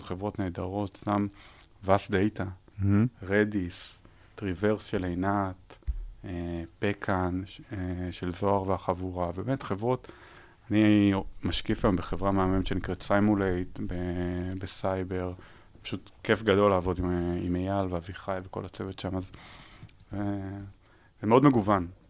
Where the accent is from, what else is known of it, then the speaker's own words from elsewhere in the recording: Israel; moved away; also born or lived in United States; נולדתי בישראל, גרתי בארצות הברית